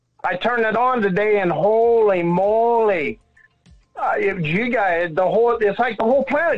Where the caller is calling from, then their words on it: Pacific Northwest, United States; Up by the border, Washington, Idaho, Canada border, up here in the corner.